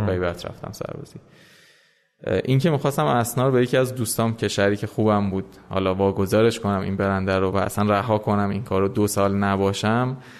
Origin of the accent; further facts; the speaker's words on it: Tehran, Tehran Province, Iran; من متولد تهرانم ولی پدر مادرم یعنی دو نسل قبلی ما متولد عراق بودم و قبل از اون البته ایرانی الاصل هستیم سال 1362 تهران به دنیا اومدم اکثر اوقات عمرم رو در واقع توی ایران سفری کردم سفرهایی داشتم ولی میشه گفت در کل من ایران زندگی کردم